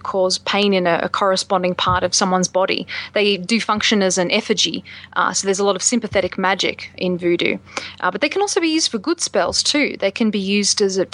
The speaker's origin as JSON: {"language": "English", "country": "Australia", "moved": "yes", "lives_now": "United States", "said": "my experiences as an Australian living in the States"}